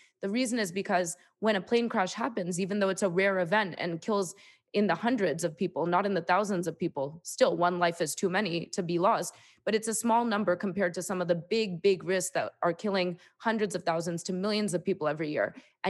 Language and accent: English; New York, United States; And then I went to Columbia University. I'm from New York.